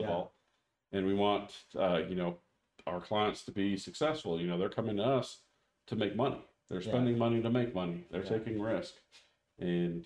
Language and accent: English; Anaheim, California, United States; I grew up in Southern California